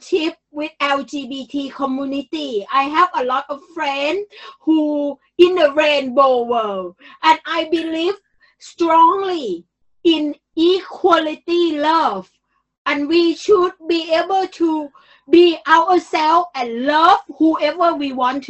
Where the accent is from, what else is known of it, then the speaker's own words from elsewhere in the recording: Bangkok, Thailand; moved away; I am really from Bangkok